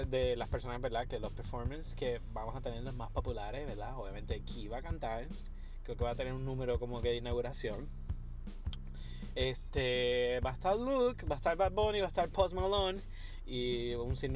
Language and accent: Spanish; Puerto Rico; yo, sé que tú eres boricua, nosotros somos boricua, pero hello.